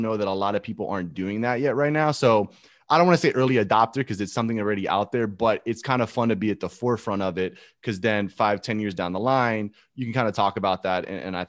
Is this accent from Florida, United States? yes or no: yes; Gainesville, Florida, United States; but I was a Florida boy because I grew up in Gainesville.